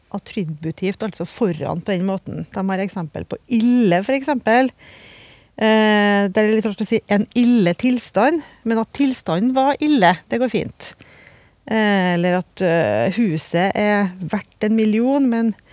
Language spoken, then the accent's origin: Norwegian; Trøndelag, Norway; jeg er fra Trøndelag